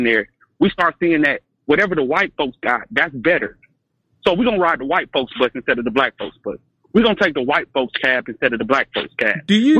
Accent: the South, United States; I'm also from the South.

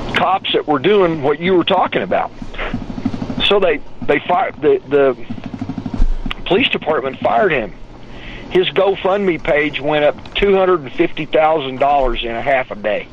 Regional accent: Odessa, Texas, United States; moved away; also born or lived in Tulsa, Oklahoma; I'm from Odessa, Texas, where all you do is fight until you're old enough to drink

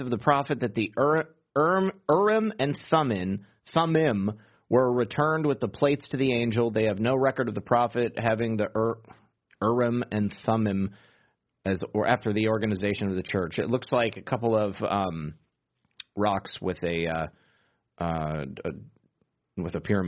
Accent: Michigan, United States; I'm from Michigan

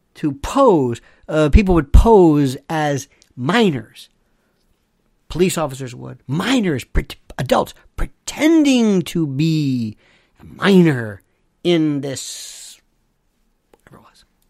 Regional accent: Florida, United States; Florida, my home state

